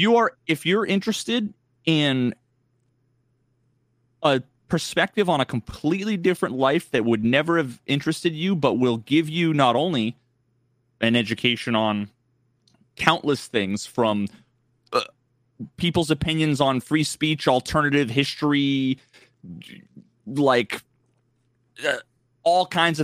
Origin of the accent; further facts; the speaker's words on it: New England, United States; I grew up playing football and I grew up in New England and I'm a fucking Pats fan, you know?